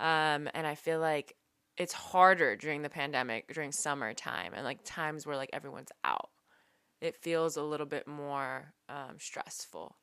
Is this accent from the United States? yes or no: yes; San Francisco, California, United States; We're from San Francisco